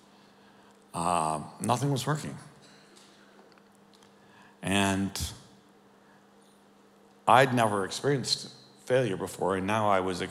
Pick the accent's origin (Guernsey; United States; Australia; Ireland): United States; Chicago, Illinois; we're from Chicago